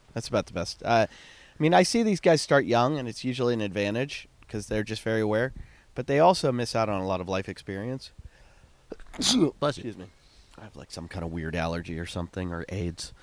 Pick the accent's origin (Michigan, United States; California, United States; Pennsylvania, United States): Pennsylvania, United States; Pittsburgh; I grew up in Pittsburgh.